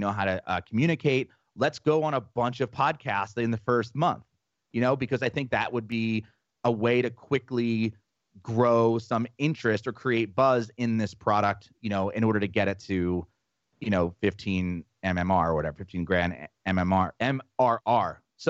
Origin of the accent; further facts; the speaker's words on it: New Jersey, United States; We're both from Jersey.